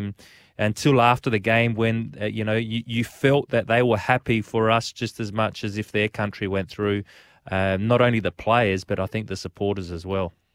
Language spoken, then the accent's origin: English; South Australia, Australia; also born or lived in Italy; When we're growing up in Australia, we're classed, well, I was growing up as an Italian